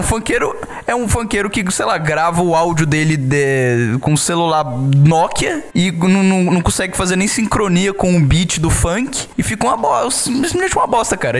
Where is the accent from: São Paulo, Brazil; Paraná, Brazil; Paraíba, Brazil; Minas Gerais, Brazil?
Minas Gerais, Brazil; Eu, como mineiro